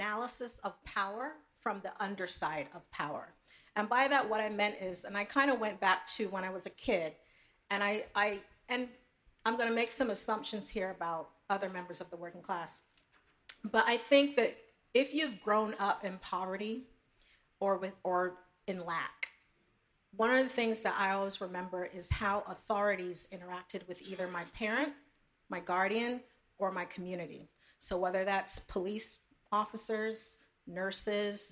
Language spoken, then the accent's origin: English; New York City, New York, United States; growing up in New York City as an immigrant